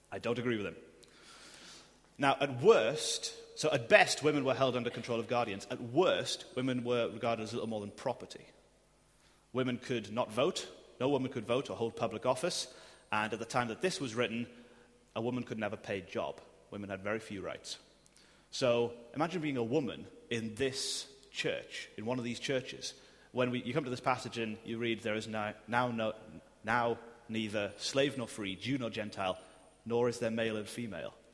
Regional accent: United Kingdom; I'm clothed in Christ and I'm still British.

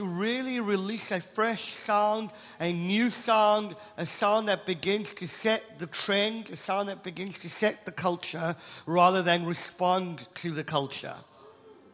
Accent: South Africa; I'm South African

